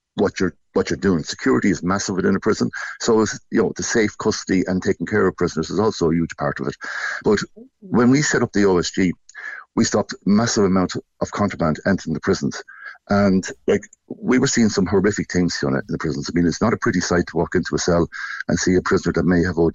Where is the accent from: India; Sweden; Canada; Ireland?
Ireland; Portlaoise, Laois; born or raised there